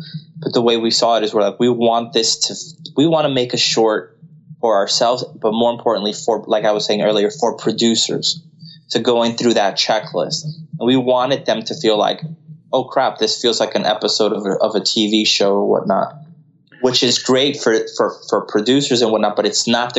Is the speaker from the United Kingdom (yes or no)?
no; Colombia; first language Spanish; English is a second language; But a lot of them, like myself, I'm from Colombia, but I don't practice Spanish nearly as much.